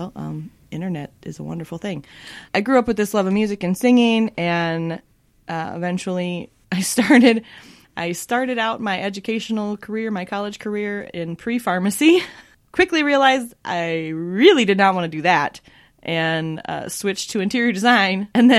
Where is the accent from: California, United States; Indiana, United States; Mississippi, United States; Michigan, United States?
Michigan, United States; also born or lived in Minnesota; now in Los Angeles, United States; So I grew up in Michigan and Minnesota, and eventually made my way out to LA.